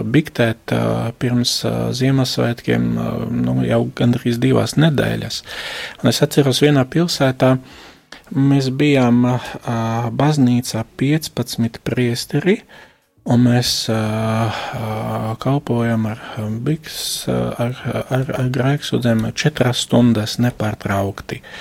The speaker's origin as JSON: {"language": "Latvian", "region": "Košice Region", "country": "Slovakia", "second_language": "Latvian", "moved": "as an adult", "lives_now": "Latvia", "said": "Es esmu no Slovākijas austrumu daļas, no Košicas arhidiecēzes. Es no 2003. gada esmu priesteris un astoņus gadus es kalpoju Slovākijas draudzēs, pirms es atbraucu uz Latviju."}